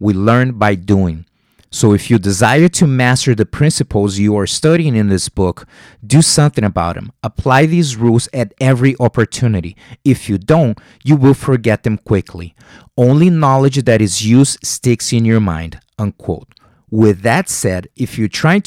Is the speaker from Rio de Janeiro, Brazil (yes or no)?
yes; Rio de Janeiro, Brazil; English is a second language; moved away; I'm from Rio de Janeiro, Brazil